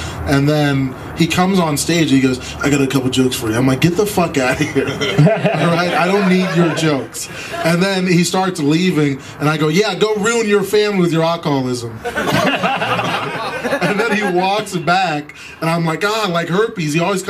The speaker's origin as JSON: {"language": "English", "region": "Minnesota", "country": "United States", "tie": "born or raised there", "said": "I grew up in the Midwest, in like Minnesota."}